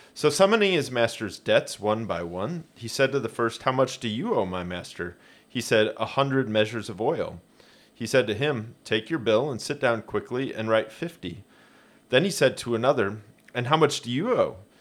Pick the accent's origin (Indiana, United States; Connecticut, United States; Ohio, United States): Indiana, United States; Hoagland; I grew up in Hoagland, southeast of Fort Wayne